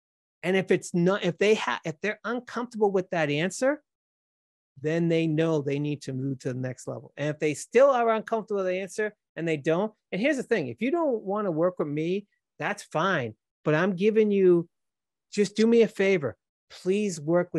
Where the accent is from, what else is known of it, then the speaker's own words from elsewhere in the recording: Massachusetts, United States; accent: Boston; That's how it is. I can't change my accent. It is what it is.